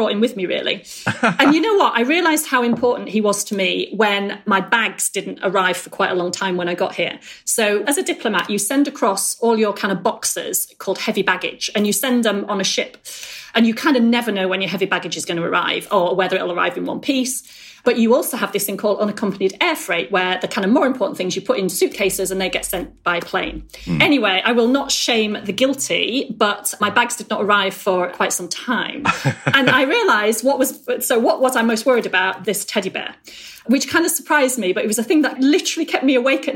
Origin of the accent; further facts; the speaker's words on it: Beverley, Yorkshire and the Humber, United Kingdom; moved away as an adult; also born or lived in Leamington Spa / Boston / Yemen / Jeddah; now in Trinidad and Tobago; So I grew up in Beverley, and at 18, I went to university at Warwick.